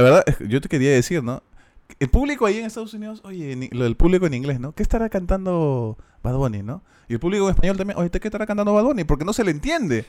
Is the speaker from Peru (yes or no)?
yes; Peru; nosotros siendo extranjeros, siendo peruanos